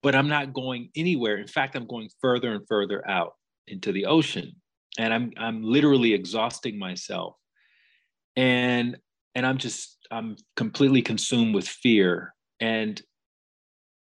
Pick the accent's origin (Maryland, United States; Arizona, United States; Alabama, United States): Alabama, United States; moved away; also born or lived in Chicago; I grew up in Alabama, which is in the southern part of the United States